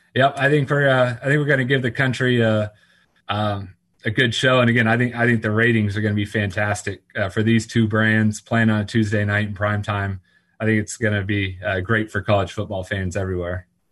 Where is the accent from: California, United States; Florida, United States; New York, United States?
Florida, United States; Orlando; growing up around Orlando, when I moved to Orlando